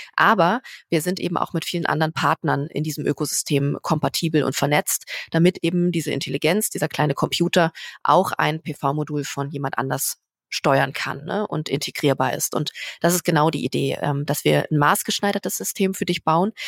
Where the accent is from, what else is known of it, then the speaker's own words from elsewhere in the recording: Berlin, Germany; in meiner Heimat oh Berlin